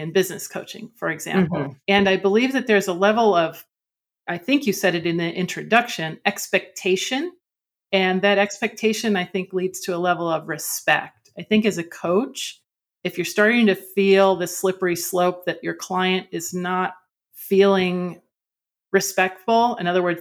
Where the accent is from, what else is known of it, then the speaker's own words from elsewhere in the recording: Finger Lakes area of New York State, United States; moved away as an adult; also born or lived in Sweden; I'm actually from the Finger Lakes area of New York State in the US